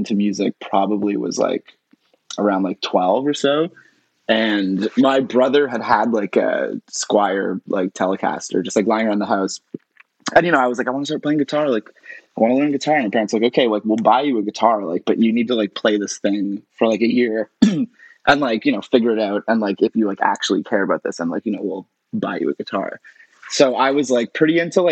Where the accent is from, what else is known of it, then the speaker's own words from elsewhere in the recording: Toronto, Ontario, Canada; In Toronto. I grew up in Toronto, where I am right now.